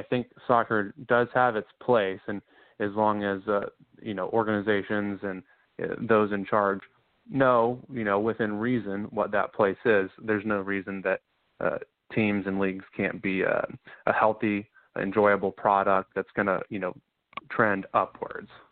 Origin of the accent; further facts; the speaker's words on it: Charlotte, North Carolina, United States; I'm from Charlotte, North Carolina